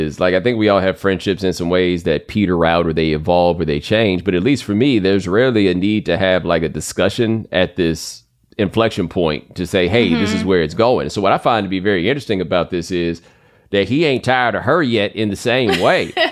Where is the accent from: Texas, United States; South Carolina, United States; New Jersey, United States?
Texas, United States; I grew up in Texas